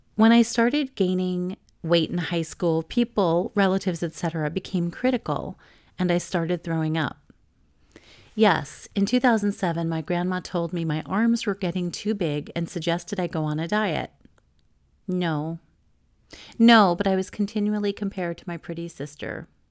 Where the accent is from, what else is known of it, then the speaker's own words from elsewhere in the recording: New York, United States; when I was growing up in New York